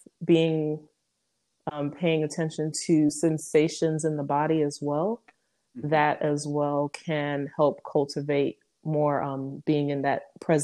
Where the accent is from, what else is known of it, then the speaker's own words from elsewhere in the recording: Detroit, Michigan, United States; also born or lived in Flint, Michigan; growing up in Detroit